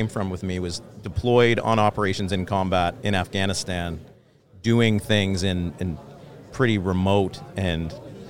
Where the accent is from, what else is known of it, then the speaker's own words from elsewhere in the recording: London, Ontario, Canada; London, Ontario.